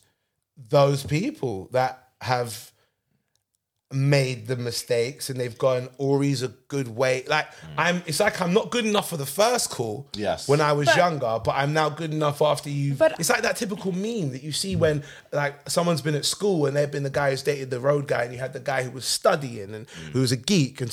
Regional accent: London, United Kingdom; I grew up in London.

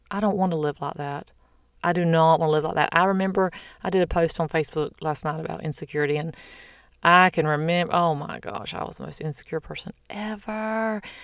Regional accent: the South, United States; I'm from the South

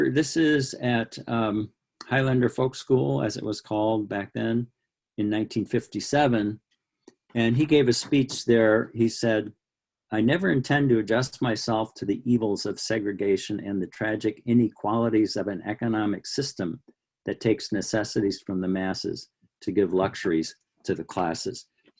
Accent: Detroit, Michigan, United States; I grew up in the Detroit area

